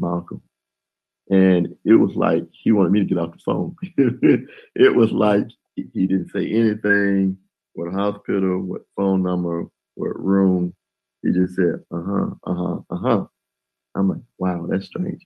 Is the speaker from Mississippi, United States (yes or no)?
yes; Columbus, Mississippi, United States; moved away as an adult; also born or lived in Memphis, Tennessee; my hometown, Columbus